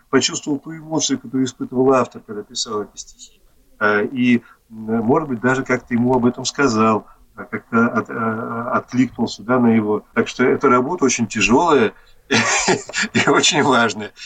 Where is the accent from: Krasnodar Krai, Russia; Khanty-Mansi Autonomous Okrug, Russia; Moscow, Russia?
Moscow, Russia; я сам коренной москвич